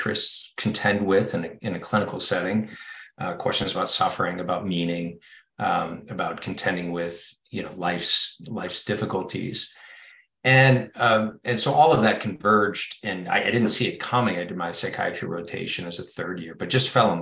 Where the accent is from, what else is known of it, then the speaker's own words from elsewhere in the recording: Bellingham, Washington, United States; moved away as an adult; also born or lived in Indiana / Southern California; I grew up in Bellingham, Washington, a town north of Seattle in the Northwest. Spent my childhood there